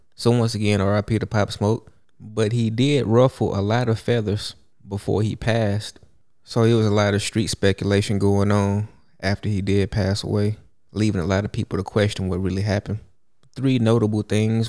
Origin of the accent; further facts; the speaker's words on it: Houston, Texas, United States; I grew up in Houston, Texas, where lean is a real thing